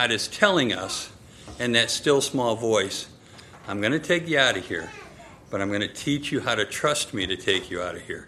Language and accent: English; Michigan, United States; When Nanette and I were growing up in Michigan, at my house, we had these enormous oak trees